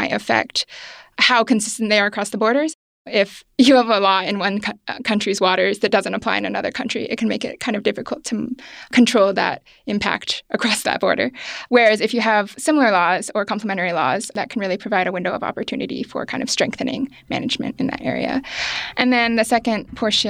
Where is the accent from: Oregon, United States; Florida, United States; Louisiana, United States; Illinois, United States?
Oregon, United States; moved away; I grew up in Oregon